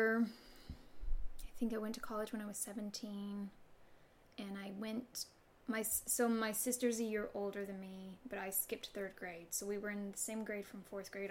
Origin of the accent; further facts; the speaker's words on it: Harlan, Kentucky, United States; I grew up in Harlan, Kentucky, which is a really small coal